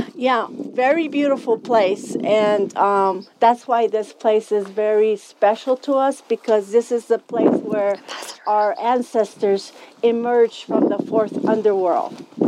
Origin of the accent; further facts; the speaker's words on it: Zuni Pueblo, New Mexico, United States; I'm from Zuni Pueblo.